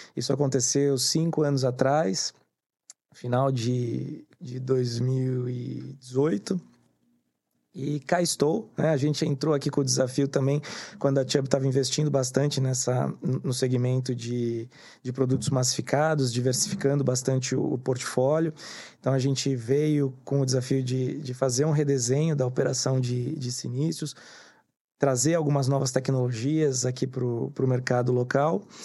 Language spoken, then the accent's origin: Portuguese; Santos, São Paulo, Brazil; eu sou nascido em Santos